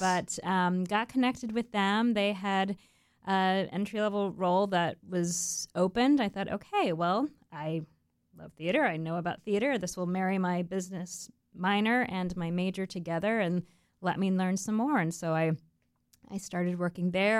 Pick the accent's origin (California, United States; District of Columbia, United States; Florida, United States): Florida, United States; Melbourne Beach; I grew up in Melbourne Beach on the east coast of Florida